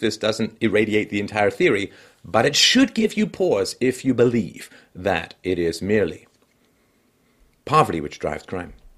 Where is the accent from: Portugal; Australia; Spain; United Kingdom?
United Kingdom; England; moved away; when I was a kid growing up in England